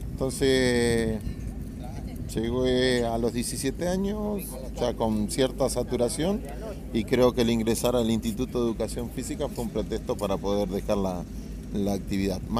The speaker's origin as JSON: {"language": "Spanish", "region": "Santa Fe", "country": "Argentina", "said": "Bueno, yo soy de Santa Fe, ciudad."}